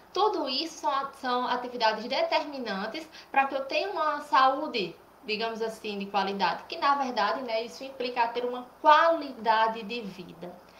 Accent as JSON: {"language": "Portuguese", "town": "Cajazeiras", "region": "Paraíba", "country": "Brazil", "said": "Eu sou de Cajazeiras, Paraíba"}